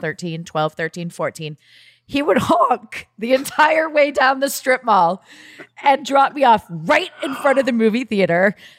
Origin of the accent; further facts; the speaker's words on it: Ohio, United States; I grew up in Ohio, so we would go down to Columbus